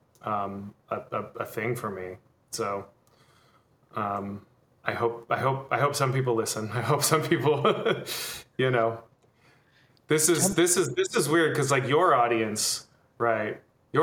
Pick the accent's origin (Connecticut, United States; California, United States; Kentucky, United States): California, United States; the Bay Area; That was like my high school years growing up in the Bay.